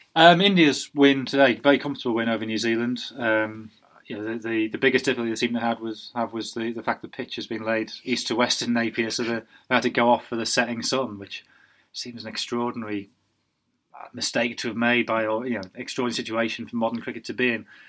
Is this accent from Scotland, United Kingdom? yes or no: no; Sunderland, North East England, United Kingdom; moved away; I, am from Sunderland. I'm, a, you know, Durham is my my county